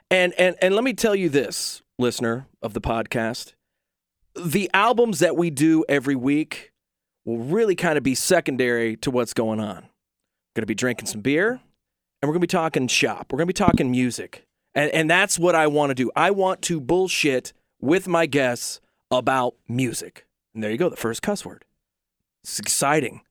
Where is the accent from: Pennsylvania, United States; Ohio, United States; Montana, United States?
Ohio, United States; Southeastern; I'm from Southeastern Ohio.